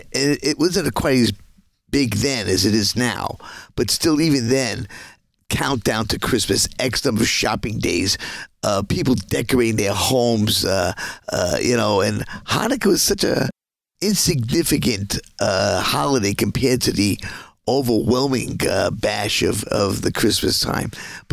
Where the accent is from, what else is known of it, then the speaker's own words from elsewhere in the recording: Dumont, New Jersey, United States; moved away as an adult; also born or lived in Brooklyn, New York / Chicago; I was born in Brooklyn, lived in New York till like 5. Most of my life was, the grow-up years was from 5 to 17 in Dumont, New Jersey.